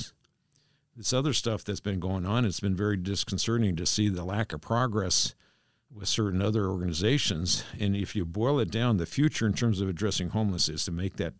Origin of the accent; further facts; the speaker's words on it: East Bremerton, Washington, United States; born there; Now, to set the record straight, I was born in East Bremerton, okay? It's a big difference.